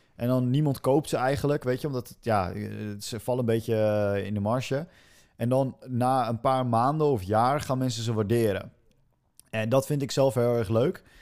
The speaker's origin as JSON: {"language": "Dutch", "country": "Netherlands", "said": "want ik ben een Hollander"}